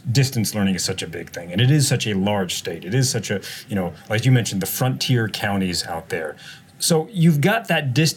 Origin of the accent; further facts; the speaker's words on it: East Coast, United States; I'm from the East Coast